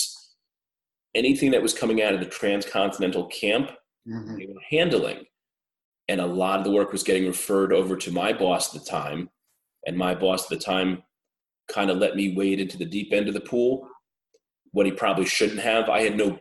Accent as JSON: {"language": "English", "town": "Mahopac", "region": "New York", "country": "United States", "tie": "born or raised there", "moved": "yes", "lives_now": "Staten Island, United States", "said": "I grew up in Putnam County, Mayapack, New York."}